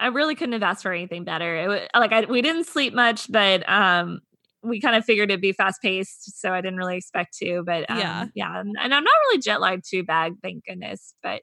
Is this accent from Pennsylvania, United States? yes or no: no; Texas, United States; you and I, you know, we grew up in Texas where we don't really have public transit like